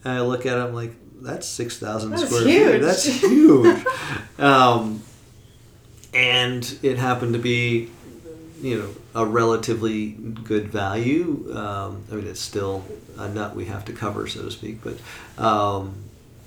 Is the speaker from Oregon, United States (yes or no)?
yes; Portland, Oregon, United States; Oregon is freaking beautiful. It's my home state and hometown